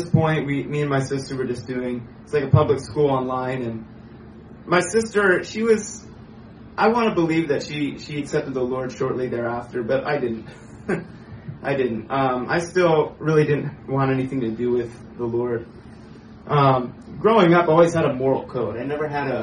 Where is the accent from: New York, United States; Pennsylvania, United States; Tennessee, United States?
Pennsylvania, United States; I was born in Pennsylvania, the east side of the United States.